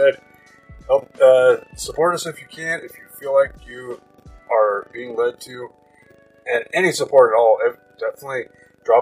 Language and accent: English; Pacific Northwest, United States; I'm from the Pacific Northwest